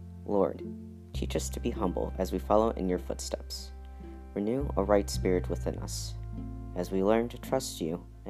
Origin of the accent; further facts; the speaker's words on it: United States; I'm American.